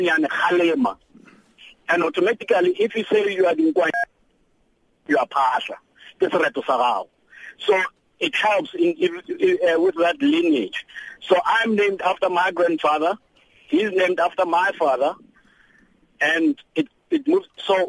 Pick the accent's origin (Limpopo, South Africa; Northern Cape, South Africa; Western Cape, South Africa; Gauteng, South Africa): Limpopo, South Africa; I'm from Skukune land, and we name our kids, our children from, with lineage.